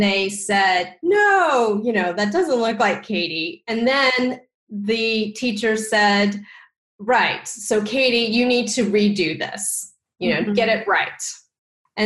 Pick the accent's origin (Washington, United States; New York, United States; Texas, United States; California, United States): Texas, United States; I am Asian American, and I grew up in Texas, where there weren't a lot of Asian Americans